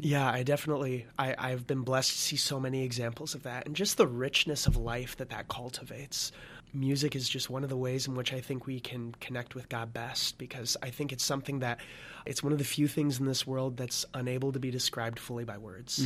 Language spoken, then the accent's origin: English; Lansing, Michigan, United States; moved away as an adult; also born or lived in Notre Dame, Indiana; originally from Lansing, Michigan